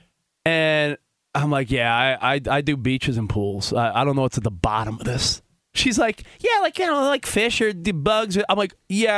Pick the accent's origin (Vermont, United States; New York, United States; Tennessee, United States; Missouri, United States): New York, United States; now in Los Angeles, United States; I grew up in New York. I'm like a city kid that now lives in like the suburbs